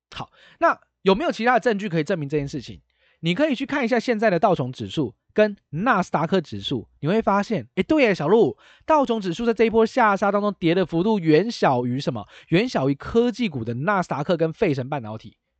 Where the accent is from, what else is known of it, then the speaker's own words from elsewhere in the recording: Taiwan; 我们是台湾人嘛